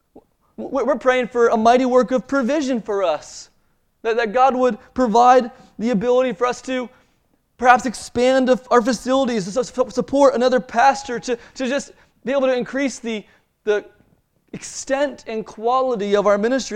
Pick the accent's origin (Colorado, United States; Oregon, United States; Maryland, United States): Maryland, United States; I grew up in Maryland